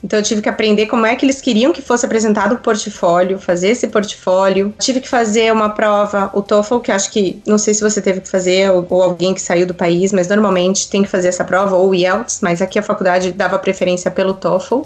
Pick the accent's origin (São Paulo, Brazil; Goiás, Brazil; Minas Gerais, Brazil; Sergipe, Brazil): São Paulo, Brazil; Santos; moved away as an adult; also born or lived in São José do Rio Preto; now in Gainesville, United States; eu sou nascida e criada em Santos